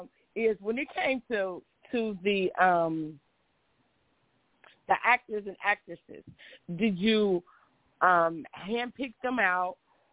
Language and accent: English; Dayton, Ohio, United States; I'm from Dayton, Ohio